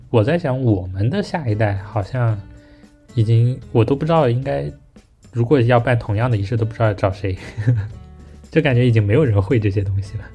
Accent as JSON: {"language": "Chinese", "town": "Wenzhou", "region": "Zhejiang", "country": "China", "tie": "born or raised there", "moved": "yes", "said": "我在小时候在温州的时候从来没有磕过头"}